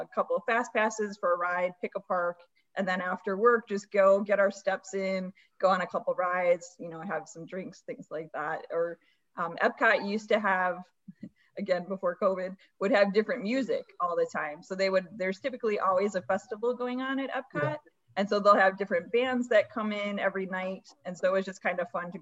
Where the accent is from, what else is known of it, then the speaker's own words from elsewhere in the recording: Chicago, Illinois, United States; now in Orlando, United States; I grew up in Chicago, in the western suburbs Illinois. Of Chicago